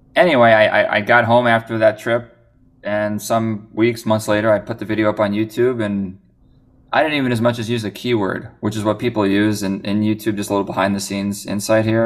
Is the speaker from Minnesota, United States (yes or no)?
yes; Minnesota, United States; I'm from Minnesota